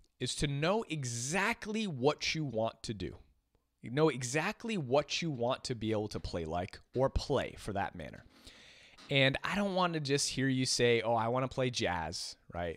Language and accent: English; Boston, Massachusetts, United States; moved away; I'm from Boston originally. And the Boston folk, if all you guys know many people from Boston or the East Coast in general, we're usually straight shooters